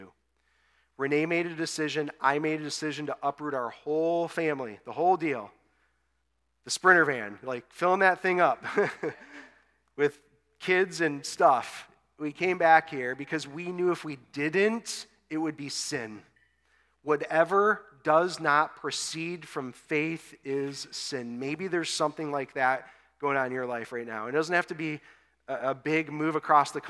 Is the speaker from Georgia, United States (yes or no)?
no; West Bloomfield, Michigan, United States; moved away as an adult; also born or lived in Austin, Texas; back to my hometown here in West Bloomfield to plant a church